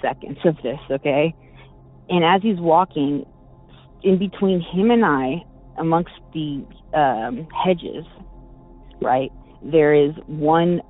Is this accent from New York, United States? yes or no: no; Bay Area, California, United States; I'm from the Bay Area